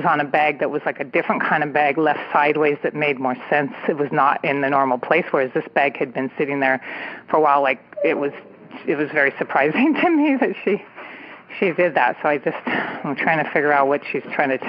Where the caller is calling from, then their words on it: San Francisco Bay Area, California, United States; I am calling from the San Francisco Bay Area.